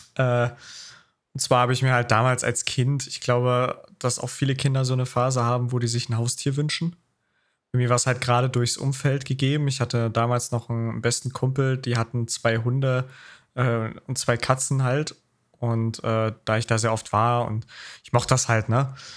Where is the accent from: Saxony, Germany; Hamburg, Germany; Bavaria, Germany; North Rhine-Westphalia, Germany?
Saxony, Germany; Taucha; Also Taucher mein, mein Heimatstadt, äh, wo ich wohne